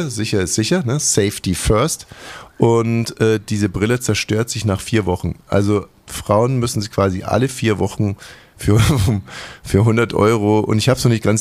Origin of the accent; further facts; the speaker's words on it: Hungary; ich bin Ungar, weißt du, wir sympathisieren mit der Kaiserin jetzt schon sehr, sehr lange